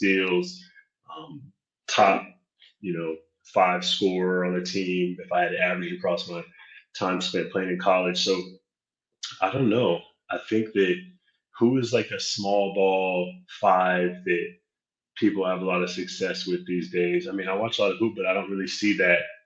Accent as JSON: {"language": "English", "town": "Stockton", "region": "California", "country": "United States", "tie": "born or raised there", "also_born_or_lived": "Lodi / Portland", "moved": "as an adult", "said": "I grew up in Stockton. My high school is in Lodi"}